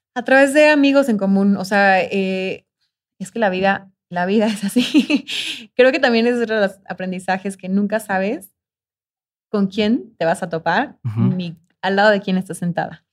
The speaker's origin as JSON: {"language": "Spanish", "country": "Mexico", "said": "soy de México"}